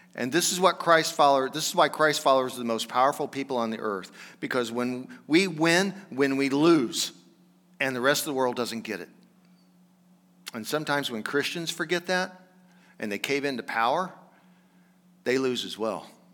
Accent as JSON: {"language": "English", "area": "Johnson County", "region": "Kansas", "country": "United States", "said": "I'm from Johnson County, Kansas."}